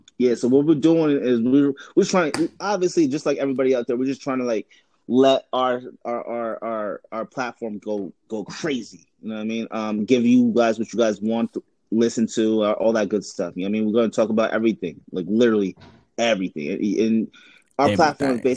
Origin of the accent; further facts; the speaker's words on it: New York City, New York, United States; now in Upstate New York, United States; Queens, New York. Currently upstate.